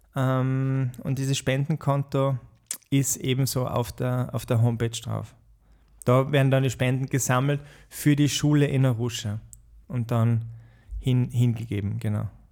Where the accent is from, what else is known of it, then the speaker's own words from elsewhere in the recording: Austria; also born or lived in Bahamas / Uganda / Botswana; Als Österreicher